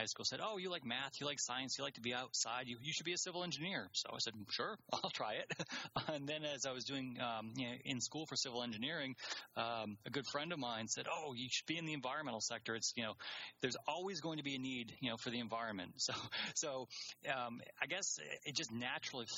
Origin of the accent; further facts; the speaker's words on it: Maine, United States; moved away; I grew up in Maine, and growing up in Maine, living on